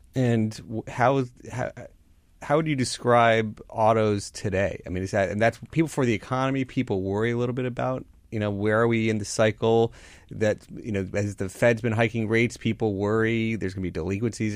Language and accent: English; Florida, United States; moved away; I grew up down in Florida